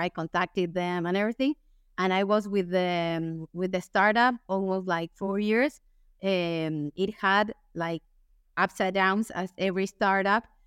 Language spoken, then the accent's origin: English; Buenos Aires, Argentina; English is a second language; I'm from Argentina, from Buenos Aires. I, I live here.